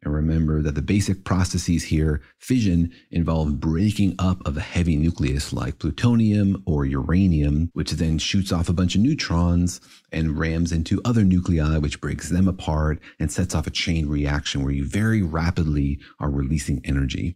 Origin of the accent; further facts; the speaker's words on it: Los Alamos, New Mexico, United States; I grew up in Los Alamos, which was certainly a nerve center for this kind of stuff